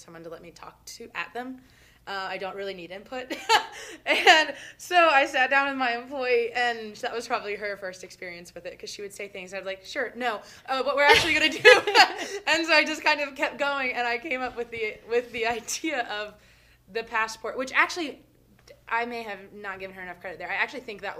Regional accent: Brevard, North Carolina, United States; also born or lived in Boone; now in Asheville, United States; I'm from Brevard.

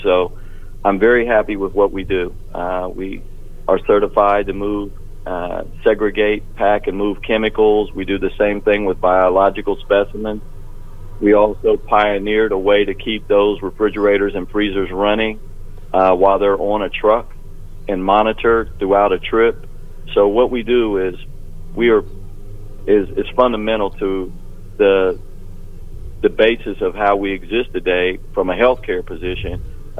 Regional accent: Columbus, Ohio, United States; I grew up in Columbus, and on the northeast side of Columbus. I went to Ricks Elementary, went over to Eastgate, graduated from Mifflin High School

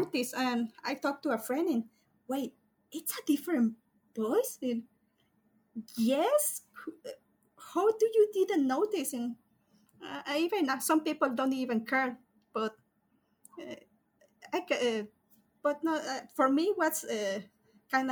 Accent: Mexico; I'm from Mexico

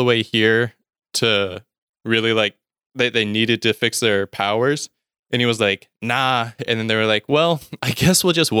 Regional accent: the South, United States; so I grew up in the South. It's a very religious area

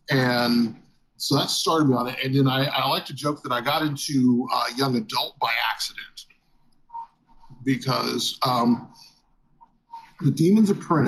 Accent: Texas, United States; I grew up in South Texas, so my reading choices were outside of like Tolkien and the Narnia series

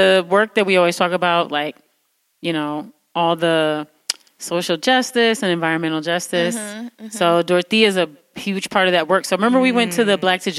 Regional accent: Detroit, Michigan, United States

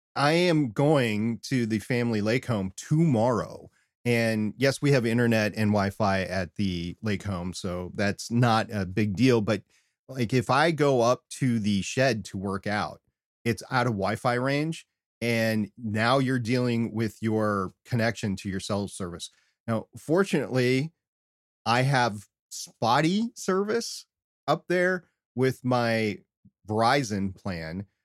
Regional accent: United States; all of us Americans

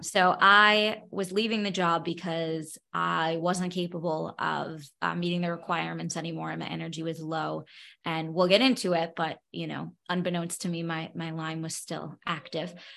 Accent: New York City, New York, United States; moved away as an adult; now in Nevada, United States; I grew up born and bred in Brooklyn, New York.

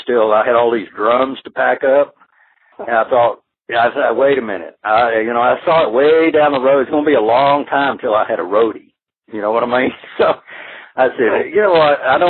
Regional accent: near Fort Worth, Dallas, Texas, United States; I grew up in near Fort Worth, Dallas in Texas, and lived on ranches.

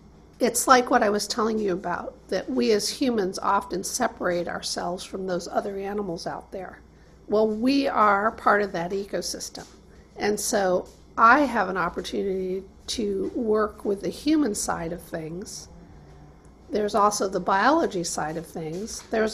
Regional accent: Michigan, United States; now in Monterey, United States; I feel like I'm from Michigan, and having come here several years ago and landed here as a marine biologist

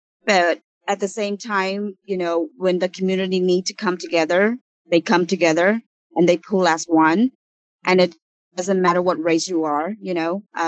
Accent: Orange County, California, United States; now in Oakland, United States; Me personally, I am not originally from Oakland. I am originally from Orange County. I moved up to Oakland in 1998.

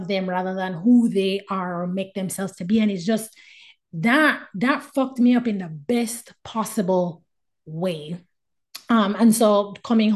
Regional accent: Jamaica; as a Jamaican

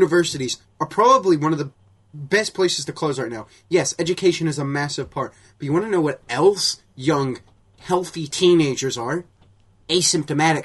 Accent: United Kingdom

